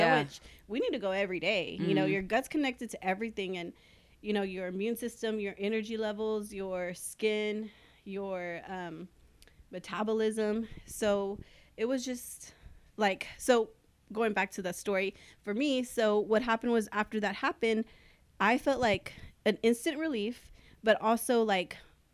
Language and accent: English; Corpus Christi, Texas, United States; I've been born and raised in Corpus, and we're always a little behind on everything